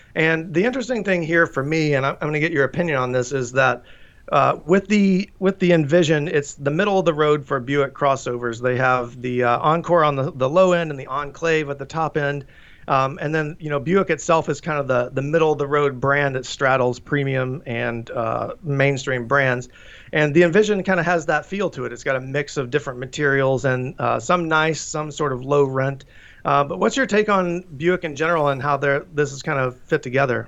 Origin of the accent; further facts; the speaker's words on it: Tennessee, United States; moved away; I'm from Tennessee, so Chattanooga is a, a, you know a fun memory of mine growing up